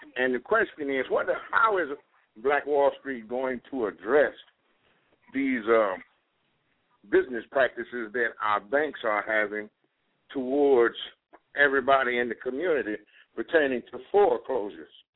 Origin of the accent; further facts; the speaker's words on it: Richmond, California, United States; I'm from Richmond, California